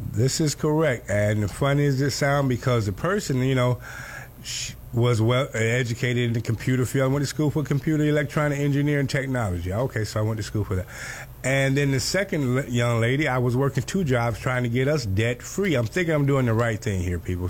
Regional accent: Cairo, Georgia, United States; now in Miami, United States; I was born in Cairo, Georgia, a little small place in Georgia, not too far from Tallahassee, and I was raised by my grandmother for the most part living in Georgia

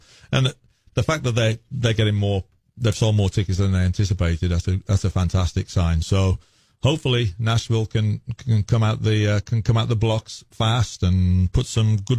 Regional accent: Wolverhampton, West Midlands, United Kingdom; moved away as an adult; now in Knoxville, United States; I'm from Wolverhampton in England

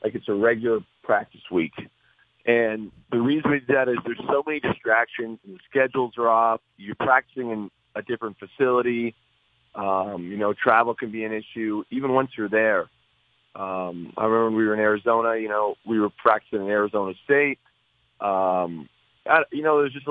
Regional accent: LaSalle, Ontario, Canada; moved away; I went back home to Windsor LaSalle

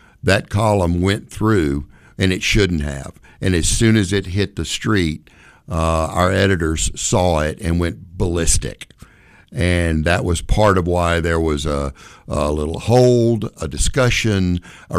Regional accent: the South, United States; moved away; also born or lived in upstate New York; I grew up in the South.

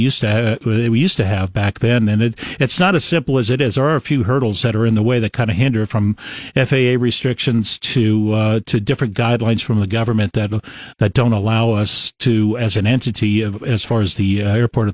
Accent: Lincoln, Nebraska, United States; being from Lincoln

